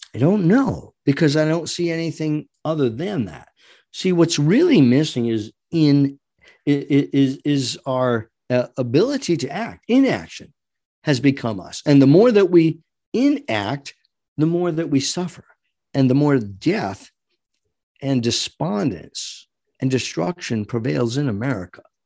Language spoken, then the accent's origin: English; United States; as an American